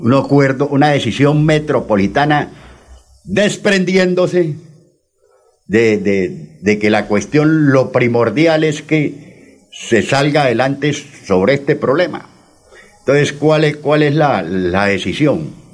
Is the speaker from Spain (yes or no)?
no; Barrancabermeja, Santander, Colombia; moved away as an adult; also born or lived in Charalá; now in Bucaramanga, Colombia; Yo soy un ciudadano charaleño, criado en Barranca, viví 30 años allá, 15 ahora nos regresamos a mi pueblo y 10 llevo aquí en Bucaramanga